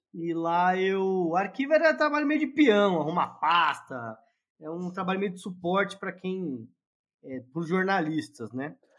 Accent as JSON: {"language": "Portuguese", "region": "São Paulo", "country": "Brazil", "tie": "born or raised there", "said": "sou de São Paulo, é, nasci, fui criado no, no bairro da Moca"}